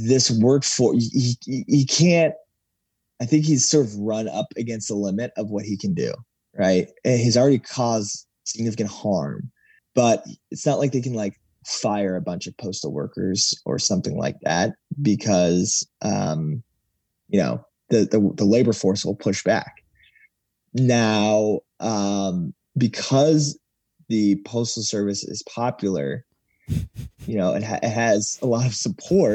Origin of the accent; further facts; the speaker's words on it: United States; as an American